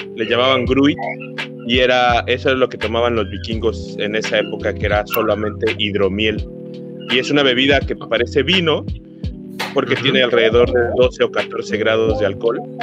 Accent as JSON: {"language": "Spanish", "region": "Mexico City", "country": "Mexico", "said": "Yo soy de la Ciudad de México."}